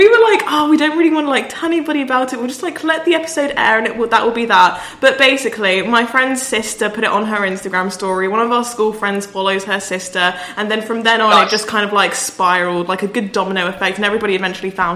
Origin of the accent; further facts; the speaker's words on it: Edinburgh, Scotland, United Kingdom; I was from Edinburgh